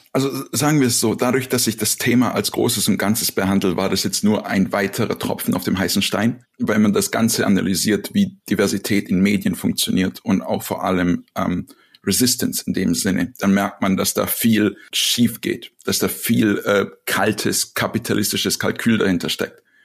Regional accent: Serbia; moved away; ich bin aus Serbien

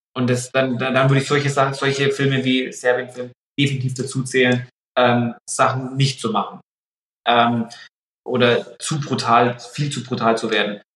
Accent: Pappenheim, Bavaria, Germany; aus Pappenheim, aus meiner Heimat

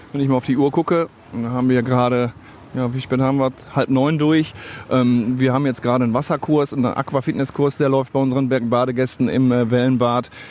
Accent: Essen, North Rhine-Westphalia, Germany; Ist meine Heimatstadt, die Stadt Essen. Gerne auf der Margaretenhöhe, im Wald, wenn ich mit meinem Hund, mit der Familie spazieren gehe.

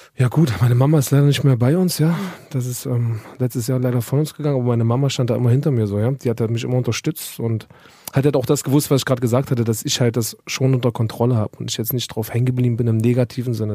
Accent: Germany; ich bin Deutscher

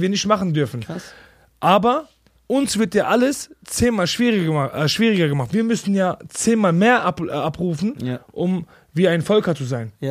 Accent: Bochum, North Rhine-Westphalia, Germany; ich komme aus Bochum

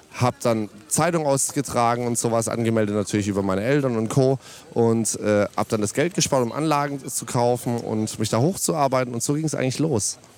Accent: Ditzingen, Baden-Württemberg, Germany; ich komme tatsächlich aus Ditzingen

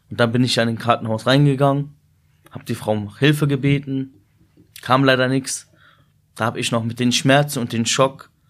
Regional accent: Peine, Lower Saxony, Germany; born there; meine Eltern kommen aus Syrien. Ich bin in Deutschland geboren, also in Peine.

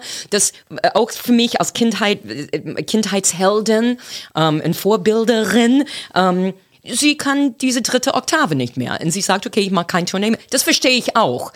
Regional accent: Boston, Massachusetts, United States; German is a second language; moved away as an adult; now in Berlin, Germany; Ich komme aus Boston, das ist in die Nordosten

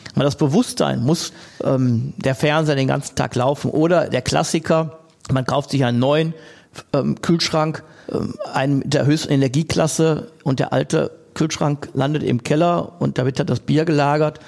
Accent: Essen, North Rhine-Westphalia, Germany; meine Heimatstadt Essen

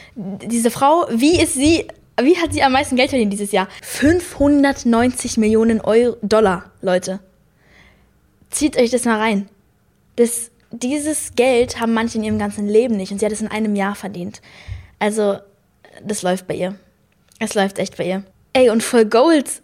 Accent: Munich, Bavaria, Germany; accent: Münchner; Ich habe gerade meinen Münchner Akzent

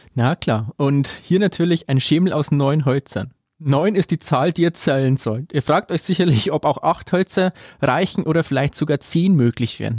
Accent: Amberg, Bavaria, Germany; Ich komme aus Amberg

